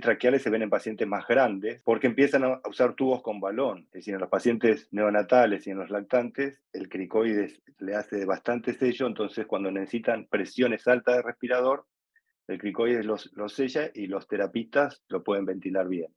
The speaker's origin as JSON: {"language": "Spanish", "region": "Buenos Aires", "country": "Argentina", "said": "soy de Buenos Aires, Argentina"}